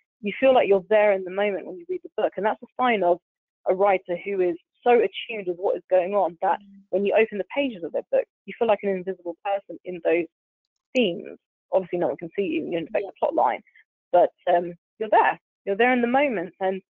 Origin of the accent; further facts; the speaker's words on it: United Kingdom; being British Asian and things like